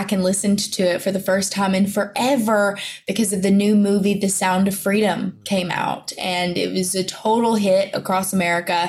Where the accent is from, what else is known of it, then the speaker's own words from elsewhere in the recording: the South, United States; accent: country; I talk country and I'm from the South